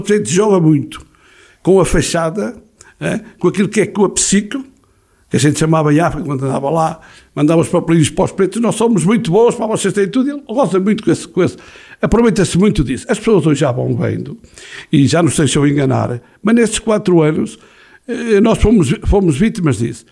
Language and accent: Portuguese; Castro Daire, Norte, Portugal; eu fui criado no Rio Paiva